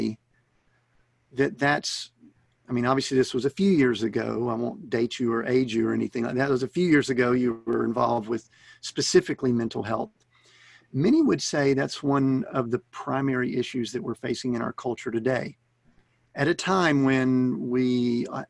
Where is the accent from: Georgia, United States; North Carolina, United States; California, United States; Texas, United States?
Georgia, United States; Atlanta; moved away; We grew up in around the Atlanta area